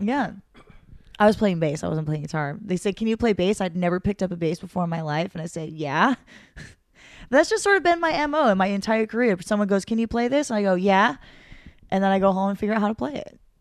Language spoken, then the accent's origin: English; Santa Monica, California, United States; I'm from Santa Monica